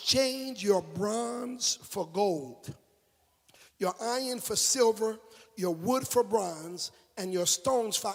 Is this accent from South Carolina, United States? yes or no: yes; South Carolina, United States; I'm from South Carolina. I'm from down by town.